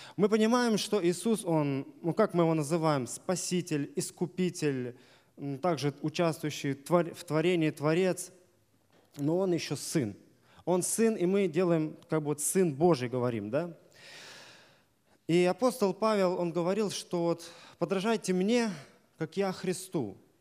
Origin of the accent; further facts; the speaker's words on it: Desnogorsk, Smolensk Oblast, Russia; Я из Десногорска